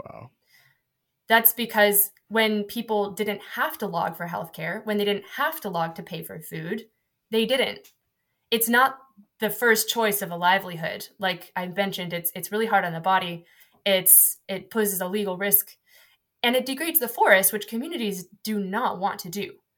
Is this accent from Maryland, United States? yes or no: no; Seattle, Washington, United States; moved away as an adult; now in United Kingdom; I'm from Washington State